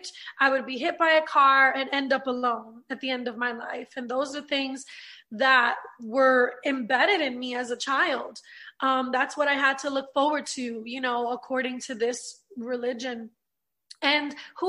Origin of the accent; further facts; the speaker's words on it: New York City, New York, United States; now in Orlando, United States; I'm from Brooklyn, New York, born and raised, and I grew up in a Puerto Rican home